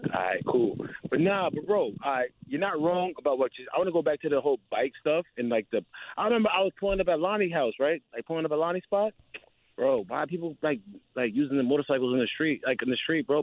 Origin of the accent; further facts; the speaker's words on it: Long Island, New York, United States; I'm from Long Island